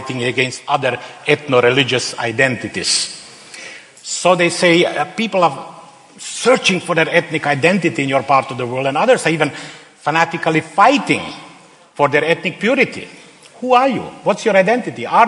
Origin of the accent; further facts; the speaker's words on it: Slovenia; English is a second language; moved away as an adult; also born or lived in Serbia / Bosnia / Croatia; I am a native Slovenian